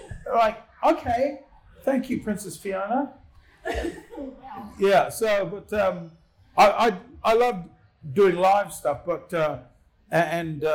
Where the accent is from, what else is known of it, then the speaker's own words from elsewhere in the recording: Auckland, New Zealand; now in Australia; I grew up in South Auckland. I grew up in once were Warriors territory